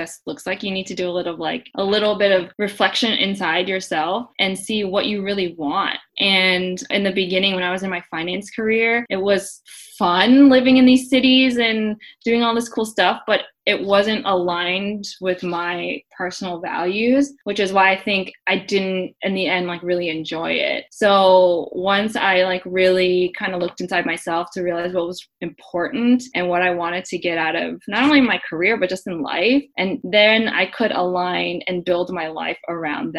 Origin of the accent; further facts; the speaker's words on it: Florida, United States; moved away as an adult; also born or lived in New York City / Hong Kong; I am a Florida girl. I grew up in Florida